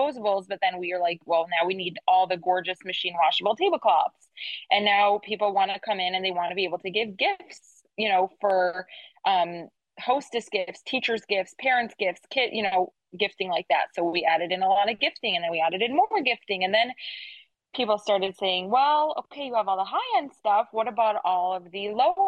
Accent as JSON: {"language": "English", "town": "Detroit", "region": "Michigan", "country": "United States", "moved": "as an adult", "lives_now": "Hollywood, United States", "said": "I'm from Detroit originally"}